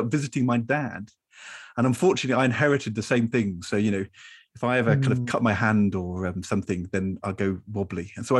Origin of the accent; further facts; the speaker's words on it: Norwich, East of England, United Kingdom; I definitely wanted to play for Norwich City. I grew up in Norwich.